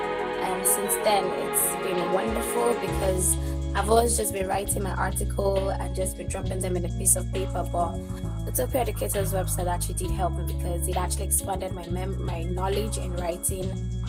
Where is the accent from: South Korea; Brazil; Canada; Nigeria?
Nigeria; I'm from Nigeria.